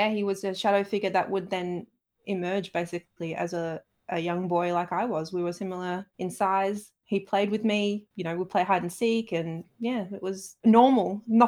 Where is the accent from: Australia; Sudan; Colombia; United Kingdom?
United Kingdom; Saltaire, Yorkshire and the Humber; So I grew up in Saltaire, which is a small town in Bradford, up in Yorkshire.